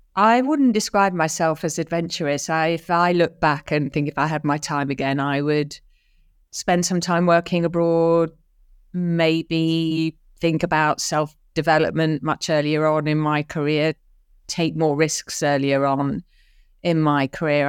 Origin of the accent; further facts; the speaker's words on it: London, United Kingdom; also born or lived in Dar es Salaam, Tanzania; I was born in North London, an early P suburb to a working class parents.